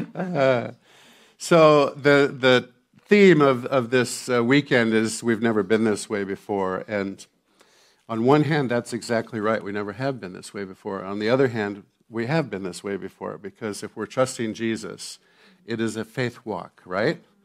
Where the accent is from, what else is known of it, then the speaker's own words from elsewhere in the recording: Santa Barbara, California, United States; I grew up in Santa Barbara, California, at the beach